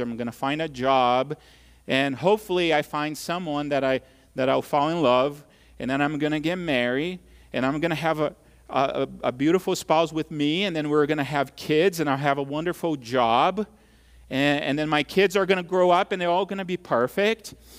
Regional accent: Brazil; now in United States; when I was a kid growing up in Brazil

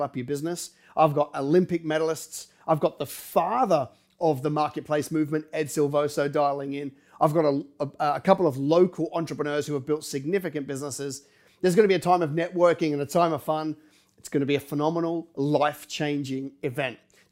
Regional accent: Australia; also born or lived in London; I was born in London and I've spent most of my life in Australia

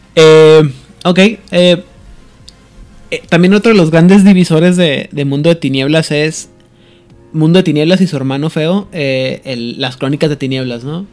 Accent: Ciudad Juárez, Chihuahua, Mexico; yo quiero mucho mi tierra, ¿no? Pero en Juárez

